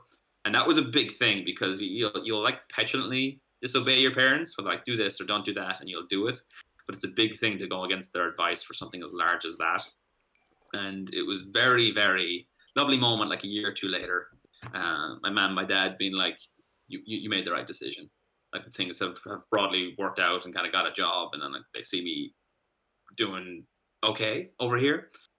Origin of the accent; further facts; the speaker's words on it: United States; born there; Yeah, so I was born in the States. So I have had like dual citizenship like forever, pretty much.